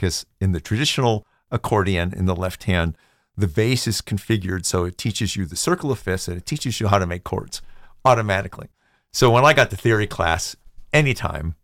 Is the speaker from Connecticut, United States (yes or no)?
yes; New Britain, Connecticut, United States; now in Bethlehem, United States; I grew up in New Britain, Connecticut.